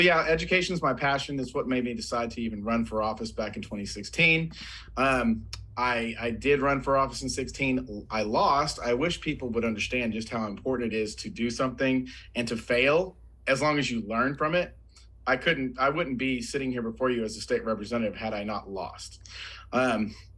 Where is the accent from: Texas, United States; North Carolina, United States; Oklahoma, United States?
Oklahoma, United States; also born or lived in Colorado; So I am a lifelong Oklahoman. I mean, I've lived in other places, but I was born and raised here in Oklahoma.